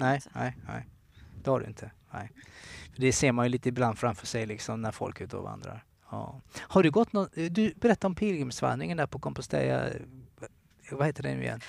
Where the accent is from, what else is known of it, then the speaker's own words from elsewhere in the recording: Kalmar, Kalmar County, Sweden; moved away; Jag är från Kalmar och jag var bara en ung tonårsgrabb